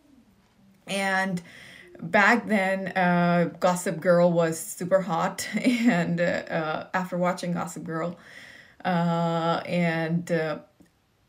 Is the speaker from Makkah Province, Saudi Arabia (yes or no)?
no; Riyadh, Riyadh Province, Saudi Arabia; I grew up in the capital city of Saudi Arabia, which is Riyadh